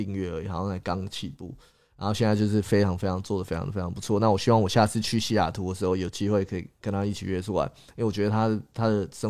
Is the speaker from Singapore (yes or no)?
yes; Singapore; also born or lived in Taiwan / England / Scotland; 台湾出生，OK，新加坡、英国、新加坡、英格兰、苏格兰长大，